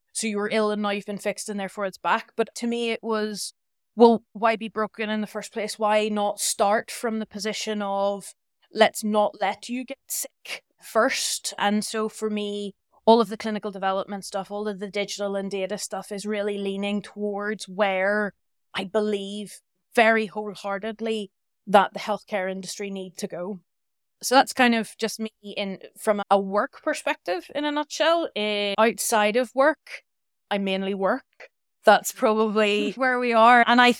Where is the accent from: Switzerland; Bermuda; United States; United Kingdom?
United Kingdom; Northern Ireland; moved away as an adult; I'm from Northern Ireland originally, but I've lived abroad for almost 17 years now.